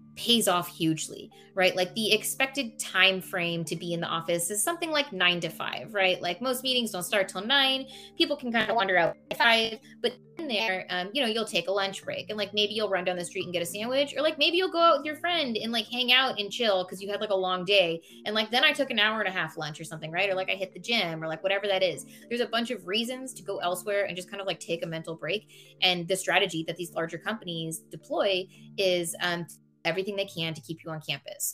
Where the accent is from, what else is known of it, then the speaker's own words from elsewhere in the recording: Silicon Valley, California, United States; I was born and raised in Silicon Valley.